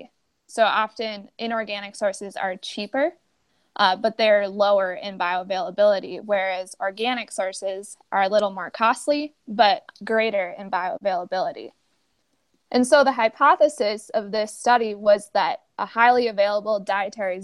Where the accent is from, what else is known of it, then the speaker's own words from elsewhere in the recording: Fergus Falls, Minnesota, United States; I grew up in Fergus Falls, Minnesota, on a small hobby farm